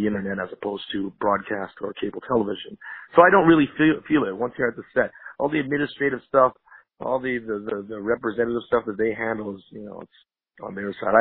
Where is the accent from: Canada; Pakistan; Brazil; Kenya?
Canada; Montreal, Quebec; moved away as an adult; now in Los Angeles, United States; I'm Canadian. My nationality is Canadian. I hail from Montreal